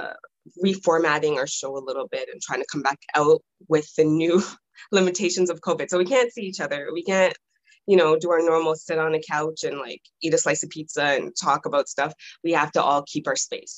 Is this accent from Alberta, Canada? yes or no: no; Toronto, Ontario, Canada; I was born and raised in Toronto.